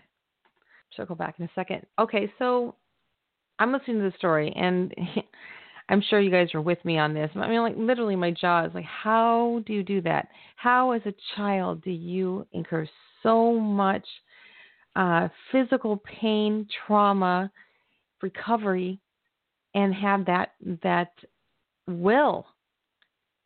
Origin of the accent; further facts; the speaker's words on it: California, United States; I'm from California, so, you know, I'm a California girl